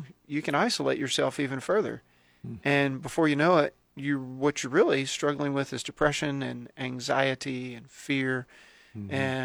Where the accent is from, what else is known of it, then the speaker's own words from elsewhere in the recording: Texas, United States; moved away as an adult; now in Lincoln, United States; I grew up in Texas.